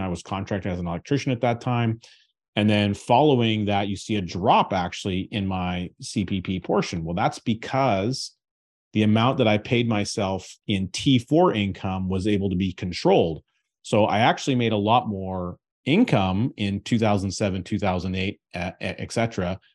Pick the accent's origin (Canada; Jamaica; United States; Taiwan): Canada; as a Canadian taxpayer